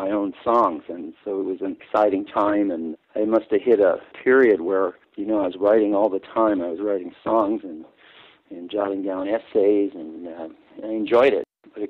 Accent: Cicero, Illinois, United States; also born or lived in western suburbs of Chicago; I grew up in Cicero, Illinois, in a dense Catholic working class city just west of Chicago

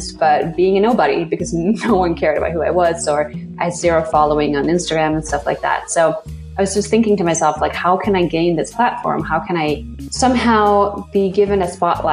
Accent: Sweden; now in New York City, United States; I grew up in Sweden, just being very embraced in nature

